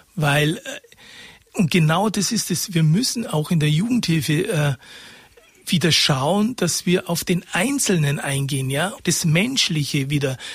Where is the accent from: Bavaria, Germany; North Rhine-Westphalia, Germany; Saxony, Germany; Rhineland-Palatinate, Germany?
Bavaria, Germany; Karlshofen; moved away; also born or lived in Oberstaufen / Munich; Ich habe eine schöne Kindheit gehabt in Karlshofen